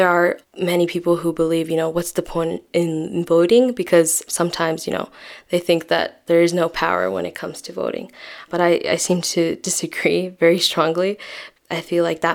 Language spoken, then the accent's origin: English; New York City, New York, United States; I grew up in a pretty diverse community called Jackson Heights